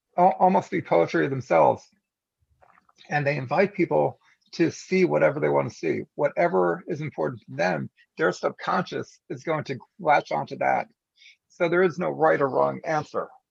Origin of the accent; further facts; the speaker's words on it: United States; as an American